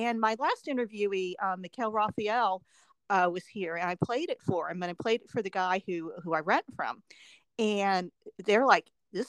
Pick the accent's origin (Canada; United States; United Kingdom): United States; Ohio; moved away as an adult; also born or lived in Upper Arlington, Ohio / Wapakoneta, Ohio / Springfield, Ohio; now in Nashville, United States; I'm from Ohio